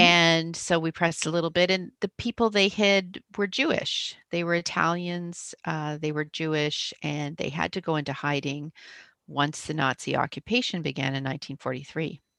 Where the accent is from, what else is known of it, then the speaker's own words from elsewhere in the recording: Canada; accent: Canadian; also born or lived in Toronto; I live in Toronto, I'm a Canadian, uh, hence the, the funny accent